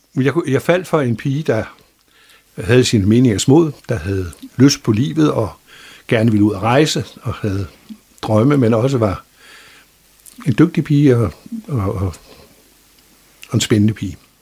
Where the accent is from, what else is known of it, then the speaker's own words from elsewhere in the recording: Copenhagen, Capital Region of Denmark, Denmark; accent: Zealandic; moved away as an adult; also born or lived in Bornholm; now in Frederikshavn, Denmark; Jeg er født i København og boet de første 23 år af mit liv i København